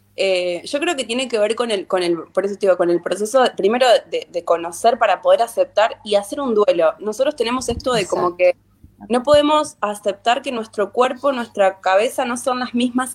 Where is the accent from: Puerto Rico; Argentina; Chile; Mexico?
Argentina; Sarmiento, Santa Fe; yo soy de Sarmiento, un pueblito de la provincia de Santa Fe.